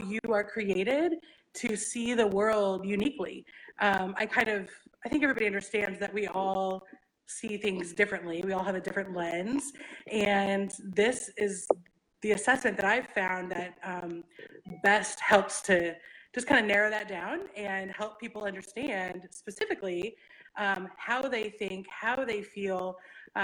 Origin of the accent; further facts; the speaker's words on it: Kansas City, Missouri, United States; I'm from Kansas City